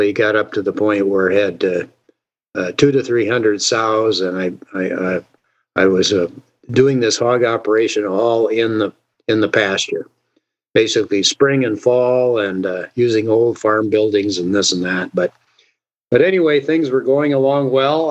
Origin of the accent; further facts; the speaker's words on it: Thornton, Iowa, United States; also born or lived in Northern Nigeria; I grew up in Thornton, Iowa